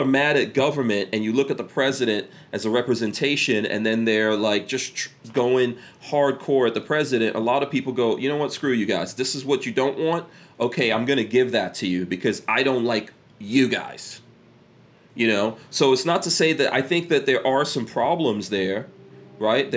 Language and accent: English; New York City, New York, United States; I grew up in New York City